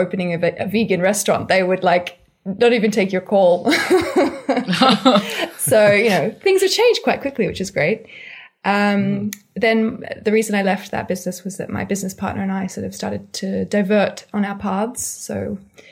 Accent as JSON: {"language": "English", "town": "Sydney", "region": "New South Wales", "country": "Australia", "tie": "born or raised there", "also_born_or_lived": "Paris, France / Geneva, Switzerland", "moved": "as an adult", "lives_now": "London, United Kingdom", "said": "I grew up in Australia until I was about 20"}